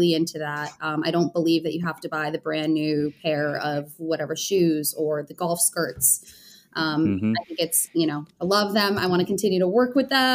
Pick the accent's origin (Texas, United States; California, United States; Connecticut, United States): Connecticut, United States; moved away as an adult; also born or lived in Newtown, Connecticut; now in Los Angeles, United States; I grew up in Connecticut